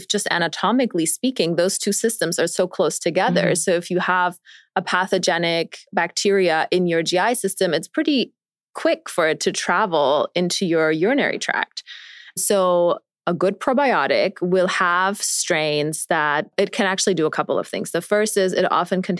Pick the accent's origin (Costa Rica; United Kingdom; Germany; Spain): Germany; moved away; also born or lived in New York City; I grew up in Germany